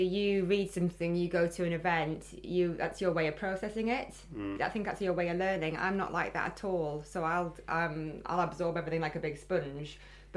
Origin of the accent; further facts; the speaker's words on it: Geordie, North East England, United Kingdom; accent: Geordie; my Geordie accent